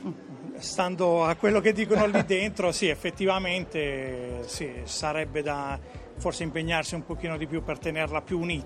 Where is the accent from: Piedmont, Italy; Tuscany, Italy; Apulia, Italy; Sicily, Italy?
Apulia, Italy; province of Bari; provincia di Bari